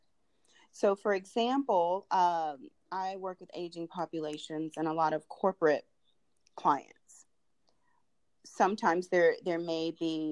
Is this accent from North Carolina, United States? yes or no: yes; Durham, North Carolina, United States; moved away as an adult; also born or lived in Los Angeles, California; now in Atlanta, United States; I grew up in Durham, North Carolina